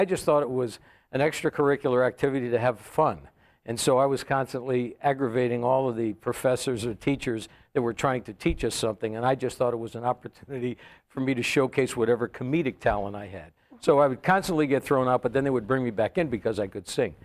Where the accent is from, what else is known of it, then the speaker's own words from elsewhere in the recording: Hartford, Connecticut, United States; I grew up in Hartford, Connecticut.